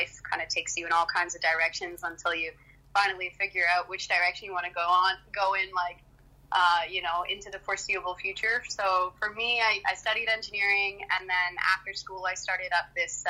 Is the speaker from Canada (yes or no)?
yes; Canada; I'm Canadian, so I saw what was happening in my own backyard, essentially, in my own country